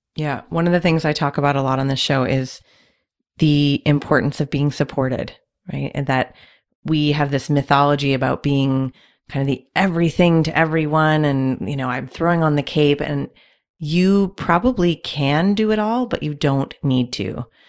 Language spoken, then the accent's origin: English; Canada; I'm also Canadian